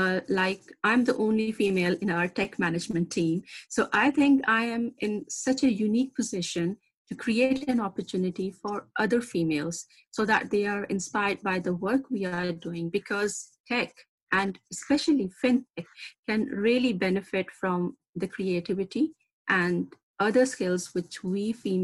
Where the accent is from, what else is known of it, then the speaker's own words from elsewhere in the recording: Pakistan; I come from Pakistan, where the right of education and work for a female, unfortunately, is a privilege.